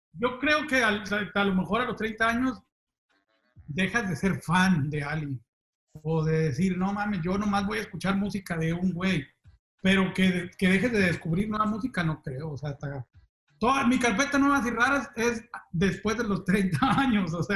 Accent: Zapopan, Jalisco, Mexico; a los 12 años, creo más o menos, eh, allí en Zapopan, en mi rancho

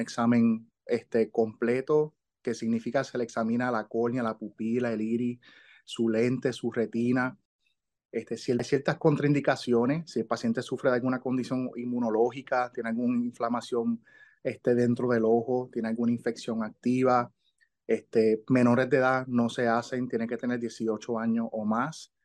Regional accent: Ponce, Puerto Rico; moved away as an adult; also born or lived in Miami; yo soy de Ponce.

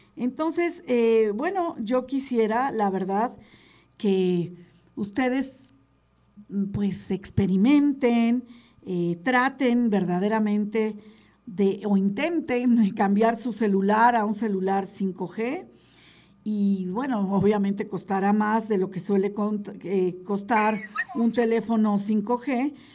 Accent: Mexico; como mexicanos

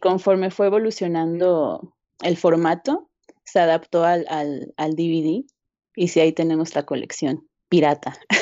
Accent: León, Guanajuato, Mexico; also born or lived in Mexico City; yo nací en Ciudad de México, pero mi familia se mudó a, a León

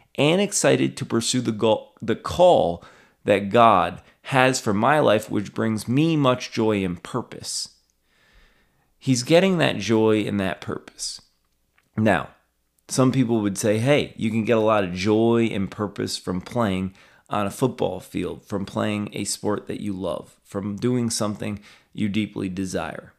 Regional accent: Albany, New York, United States; my hometown here

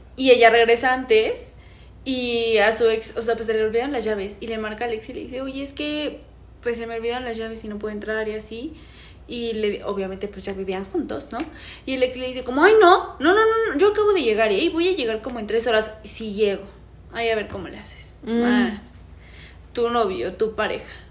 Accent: State of Mexico, Mexico; nosotros somos de Estado de México

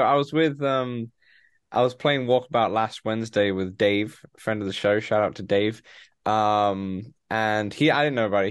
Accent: United Kingdom; a lot of British people love it because, you know, we grew up on Top Gear.

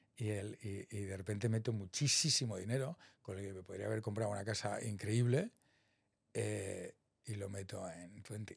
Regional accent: Salamanca, Castile and León, Spain; moved away as an adult; also born or lived in Boston, United States / San Francisco, United States; yo soy de Salamanca, vengo de una familia media muy normal

